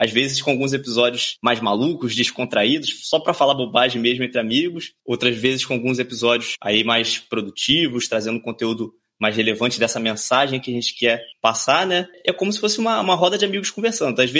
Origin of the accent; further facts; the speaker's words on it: Rio de Janeiro, Brazil; accent: carioca; Fala pessoal, eu sou carioca, né? Então desculpa aí esse monte de X que eu vou falar, mas é sotaque carioca, né?